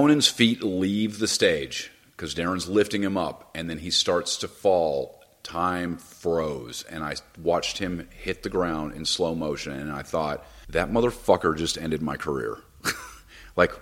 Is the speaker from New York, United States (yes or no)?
no; Los Angeles, California, United States; I grew up in Hollywood